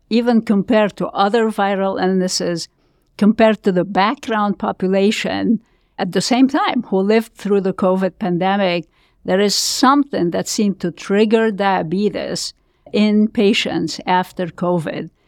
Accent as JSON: {"language": "English", "country": "Lebanon", "tie": "born or raised there", "moved": "as an adult", "said": "I was born in Lebanon, you can tell from my accent, I'm sure"}